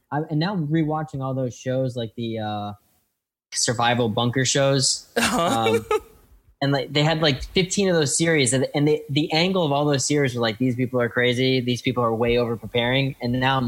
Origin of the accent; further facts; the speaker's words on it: Lexington, Massachusetts, United States; I grew up in a small town outside of Boston called Lexington, Massachusetts.